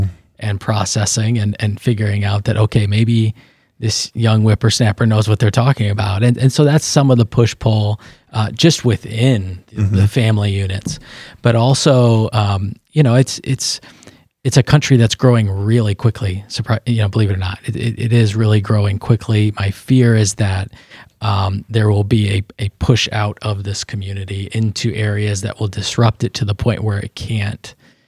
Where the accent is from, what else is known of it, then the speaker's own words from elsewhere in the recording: United States; I'm an American.